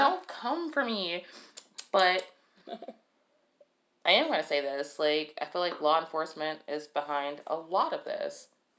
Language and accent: English; Detroit, Michigan, United States; I'm from Detroit.